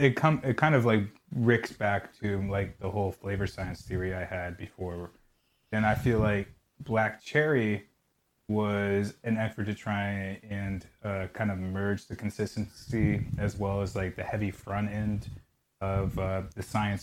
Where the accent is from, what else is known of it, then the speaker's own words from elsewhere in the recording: Ireland; As an Irish lad, it's really weird, but I hate potatoes.